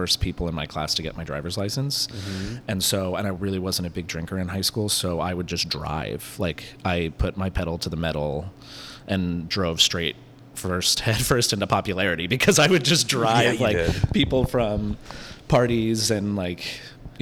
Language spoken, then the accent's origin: English; San Francisco, California, United States; also born or lived in Santa Cruz; I'm from here